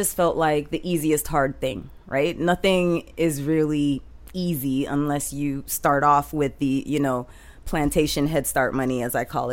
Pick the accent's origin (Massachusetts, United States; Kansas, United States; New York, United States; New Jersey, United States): Massachusetts, United States; Boston; I grew up in Boston